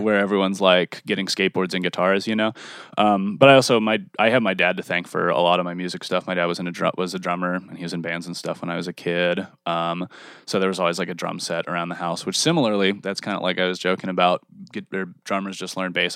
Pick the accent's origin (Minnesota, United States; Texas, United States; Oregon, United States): Texas, United States; also born or lived in California / Wisconsin; now in Pittsburgh, United States; I was born in California, grew up in Texas, lived in Wisconsin for a little while, and now I'm back here